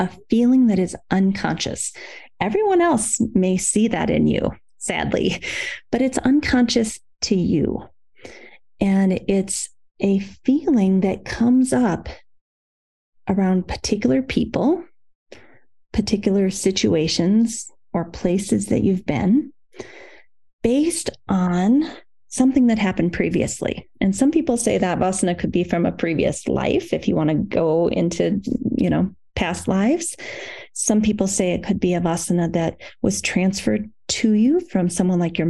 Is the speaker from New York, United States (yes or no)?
no; Iowa, United States; when I was growing up in Iowa, in the Midwest of the United States, our town had a carnation factory